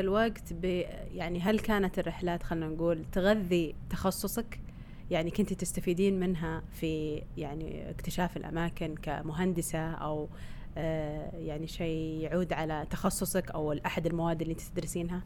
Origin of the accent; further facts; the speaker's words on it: Saudi Arabia; صار في تنظيم عندنا بالسعودية